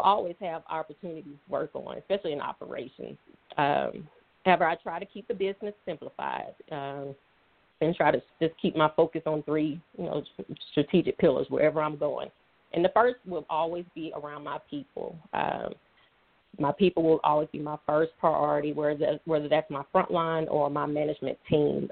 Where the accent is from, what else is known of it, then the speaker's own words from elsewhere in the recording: Atlanta, Georgia, United States; also born or lived in Alabama; originally from Atlanta, Georgia. So I was raised in Atlanta, Georgia